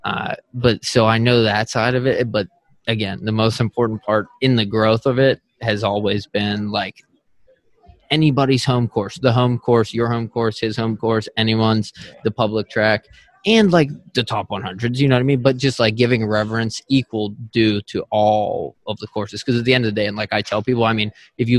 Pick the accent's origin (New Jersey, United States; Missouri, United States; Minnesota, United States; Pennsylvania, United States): Pennsylvania, United States; Oakmont; moved away as an adult; also born or lived in Philadelphia; I'm originally from Pittsburgh and I literally grew up in Oakmont, Pennsylvania